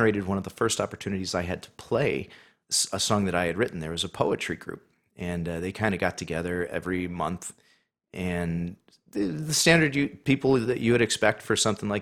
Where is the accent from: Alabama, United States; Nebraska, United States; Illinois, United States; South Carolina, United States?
Illinois, United States; Chicago; I was born at, I believe it's Mercy Hospital in Chicago